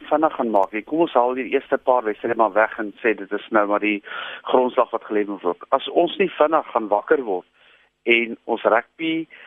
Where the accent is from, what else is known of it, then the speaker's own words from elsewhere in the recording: South Africa; maar ek is as 'n Suid-Afrikaner gaan nog steeds die Springbok span support